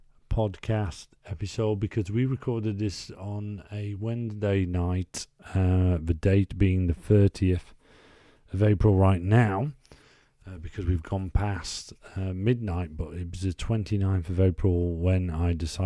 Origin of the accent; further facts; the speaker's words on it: Woodlesford, Yorkshire and the Humber, United Kingdom; born there; I am a 42-year-old Leeds United fan. I was born in South Leeds, more specifically Woodlesford, and I knew Trevor Cherry's name.